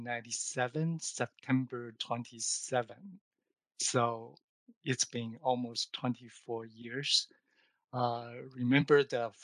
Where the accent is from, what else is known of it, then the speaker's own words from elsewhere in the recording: Taiwan; also born or lived in Seattle; now in Shanghai, China; I was originally from Taiwan